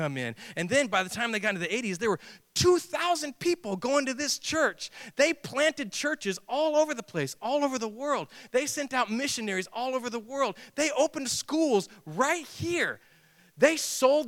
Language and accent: English; Texas, United States; I'm a Texan